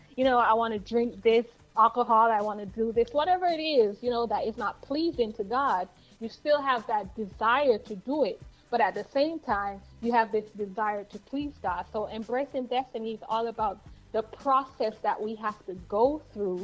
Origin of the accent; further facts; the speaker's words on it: Jamaica; I am from Yard. Wait, let me say that right. We come from Yard.